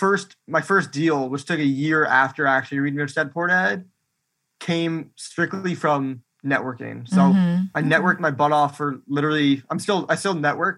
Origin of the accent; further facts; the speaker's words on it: Milwaukee, Wisconsin, United States; moved away as an adult; also born or lived in Florida; now in Orlando, United States; So I was born in Florida, lived here a couple of years, and then moved to Wisconsin. And that's where I grew up for the majority of my life. And then I moved back down to Florida for college.